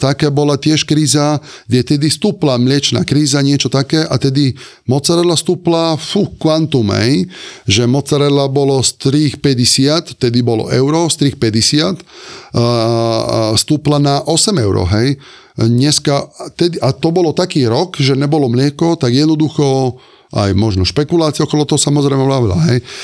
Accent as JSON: {"language": "Slovak", "region": "Sardinia", "country": "Italy", "also_born_or_lived": "Limone sul Garda, Italy / Ružomberok, Slovakia", "second_language": "Slovak", "moved": "as an adult", "lives_now": "Bratislava, Slovakia", "said": "ja pochádzam zo Sardiny"}